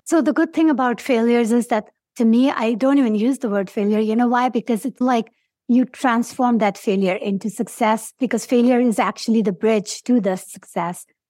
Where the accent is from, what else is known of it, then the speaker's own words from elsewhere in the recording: Pakistan; English is a second language; moved away as an adult; now in United States; I'm from Pakistan